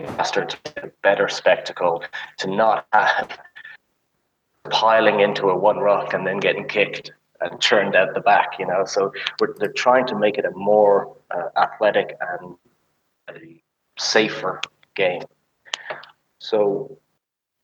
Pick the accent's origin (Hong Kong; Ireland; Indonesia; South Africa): Ireland; moved away as an adult; also born or lived in United States; now in Germany; So I'm from Ireland, and I played rugby at a decent rugby school there